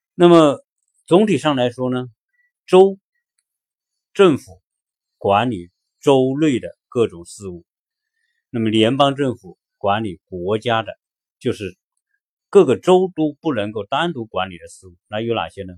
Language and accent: Chinese; China; now in United States